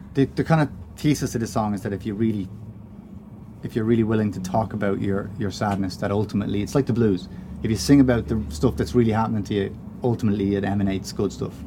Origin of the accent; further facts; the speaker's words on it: Ireland; we're Irish